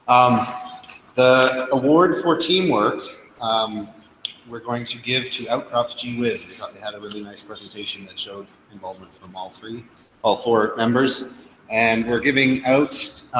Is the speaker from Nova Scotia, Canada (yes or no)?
yes; Nova Scotia, Canada; I'm from Nova Scotia